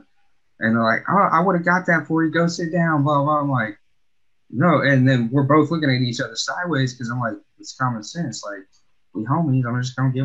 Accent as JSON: {"language": "English", "region": "Alabama", "country": "United States", "moved": "yes", "lives_now": "Pacific Northwest, United States", "said": "I'm from Alabama, I'm from the South"}